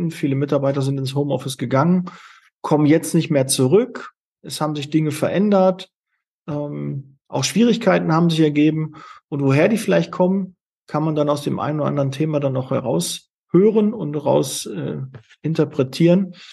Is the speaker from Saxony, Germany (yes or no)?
no; Witten, North Rhine-Westphalia, Germany; also born or lived in Bochum; Also ich komme ja aus, aus Witten und habe es äh, bis dahin nie hinbekommen